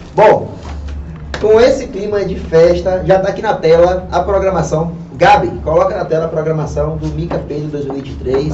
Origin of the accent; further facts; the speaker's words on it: Pernambuco, Brazil; now in Bahia, Brazil; não sou baiano, sou pernambucano. Sim. E a minha vinda para a Bahia veio por conta da música